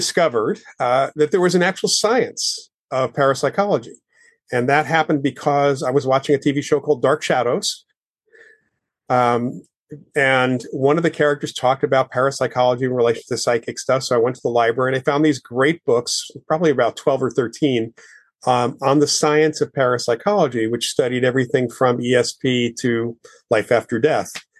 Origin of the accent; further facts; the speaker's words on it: Westchester County, outside New York City, United States; I grew up outside of New York City in Westchester County.